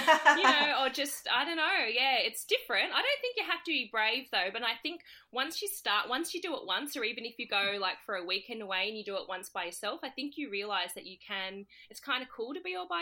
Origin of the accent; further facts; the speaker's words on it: Sydney, New South Wales, Australia; moved away; I'm from Sydney, Australia